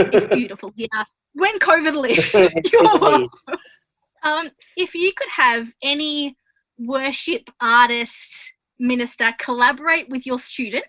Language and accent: English; Australia; you can tell that I'm Australian